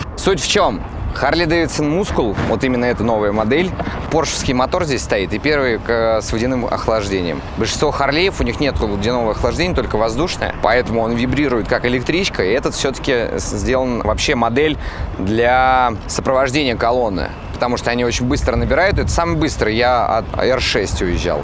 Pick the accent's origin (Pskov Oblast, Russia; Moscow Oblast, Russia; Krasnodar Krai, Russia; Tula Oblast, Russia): Tula Oblast, Russia; Novomoskovsk; now in Moscow, Russia; я из Тульской области, город Новомосковск. Я такой провинциальный простачок.